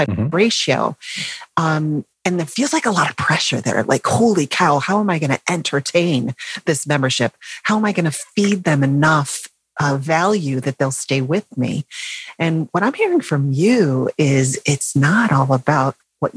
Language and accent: English; North Carolina, United States; I'm from North Carolina.